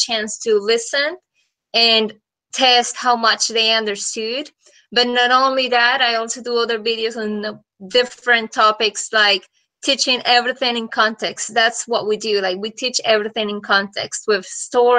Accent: Bucaramanga, Santander, Colombia; English is a second language; moved away as an adult; now in Nashville, United States; I'm from Colombia, from a city called Bucaramanga

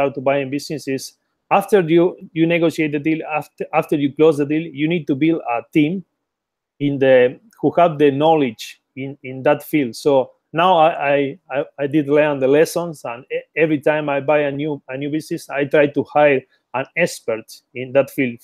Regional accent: Patagonia, Argentina; moved away as an adult; also born or lived in Buenos Aires, Argentina; now in London, United Kingdom; originally I was born in Patagonia, Argentina, and then I moved to the capital, which is Buenos Aires.

